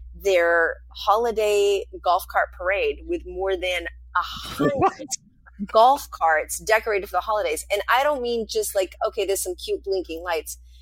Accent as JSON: {"language": "English", "region": "rural New Hampshire", "country": "United States", "tie": "born or raised there", "moved": "yes", "said": "I grew up in in New, rural New Hampshire"}